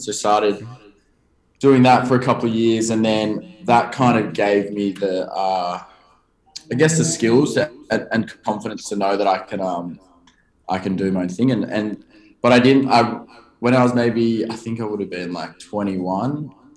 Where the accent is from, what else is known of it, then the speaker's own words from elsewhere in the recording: Sydney, New South Wales, Australia; I grew up in, a, and I actually still live kind of nearby in a town called Bronte. So it's a beach suburb. Just not many people would probably know uh, where that is in America, but it's just south of um, Bondi